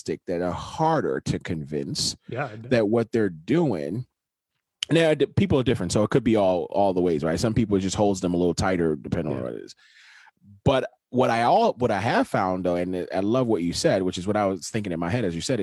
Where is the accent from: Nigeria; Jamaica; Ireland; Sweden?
Nigeria; moved away; growing up in Nigeria and growing up in a Nigerian church for a long time